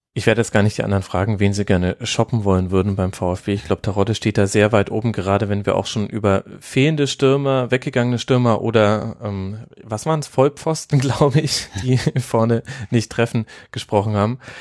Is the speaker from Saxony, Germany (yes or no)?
no; Würzburg, Bavaria, Germany; Ich komme ja aus dem Großraum Würzburg